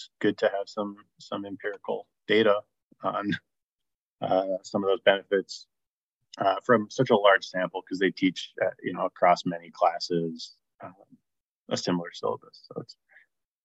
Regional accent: South Orange, New Jersey, United States; I'm from South Orange, New Jersey

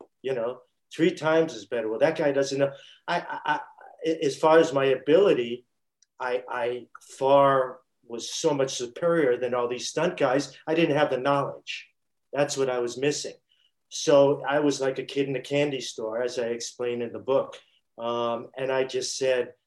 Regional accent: New York City, New York, United States; when I was growing up in Brooklyn.

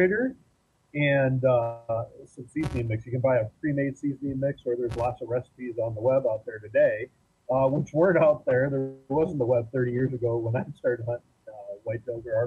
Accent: Iowa, United States; I grew up in Iowa hunting, mostly small game until I got older.

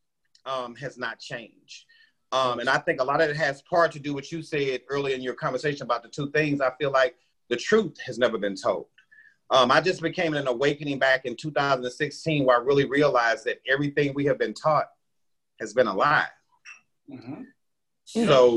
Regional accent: Midwest, United States; a lot of black people that I knew in the Midwest jobs. Because when I grew up, everybody worked at the post office or at a car, at one of the auto dealerships

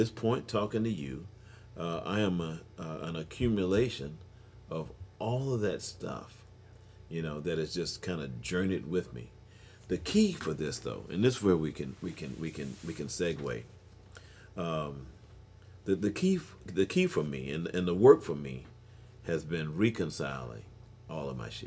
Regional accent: Houston, Texas, United States; I grew up in Houston, Texas. This is my town, man

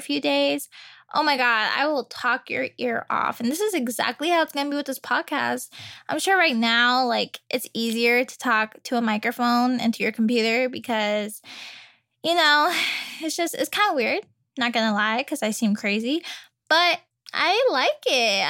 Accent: Virginia, United States; I was born in Virginia. Virginia, V A. Um, born and raised there.

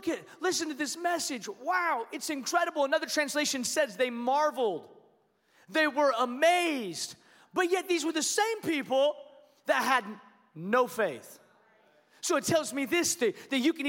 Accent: Washington, United States; now in Allen, United States; I grew up in Washington State, and so I'm a Seattle Seahawks fan

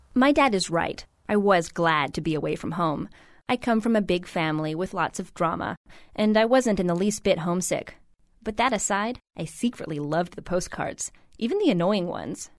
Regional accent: Huntington Beach, California, United States; I grew up in Huntington Beach, Surf City, USA

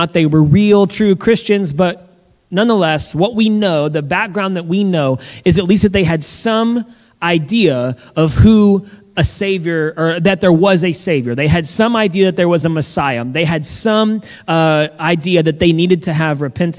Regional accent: the South, United States; I'm from the South and even though we had pecan pie at every single family gathering

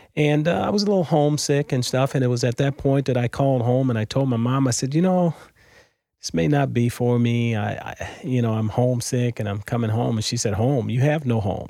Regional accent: Los Angeles, California, United States; moved away as an adult; also born or lived in Mobile, Alabama; now in St. Louis, United States; I was born in Mobile, Alabama, um, December twenty-sixth, nineteen fifty-four. Uh, I moved to L A when I was six years old, so most of my growing up was done in Southern California

